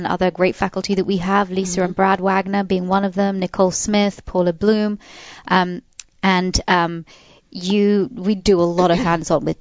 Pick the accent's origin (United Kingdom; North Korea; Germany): United Kingdom; England; being English